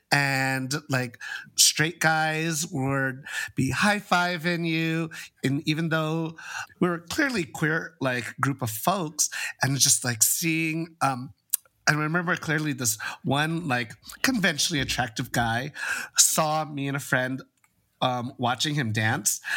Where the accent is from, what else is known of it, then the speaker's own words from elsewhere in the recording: San Francisco, California, United States; growing up in San Francisco around this culture